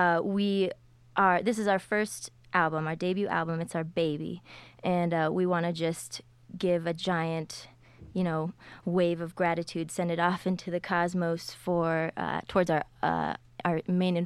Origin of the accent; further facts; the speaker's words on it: Colorado, United States; we're from Colorado